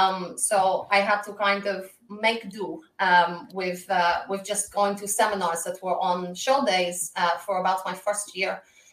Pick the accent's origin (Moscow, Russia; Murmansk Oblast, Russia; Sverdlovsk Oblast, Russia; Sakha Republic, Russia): Moscow, Russia; also born or lived in Glasgow, Scotland; I was born in Glasgow, Scotland, but raised in Moscow, Russia. I bring to the ring a Glaswegian attitude with a Russian flair.